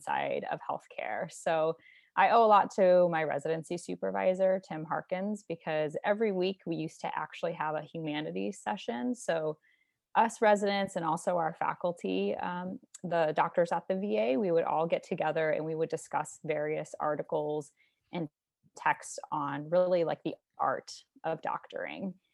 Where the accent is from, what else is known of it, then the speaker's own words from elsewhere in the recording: St. Louis, Missouri, United States; I'm from Saint Louis, Missouri